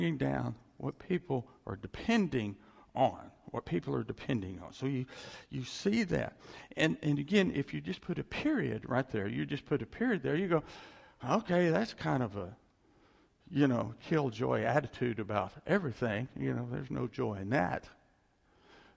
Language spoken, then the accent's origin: English; West Virginia, United States; moved away; also born or lived in Texas; a little place in West Virginia where I grew up. We moved there from Texas.